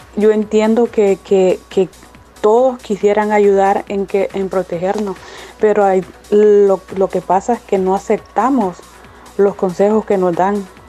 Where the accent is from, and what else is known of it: El Salvador; now in United States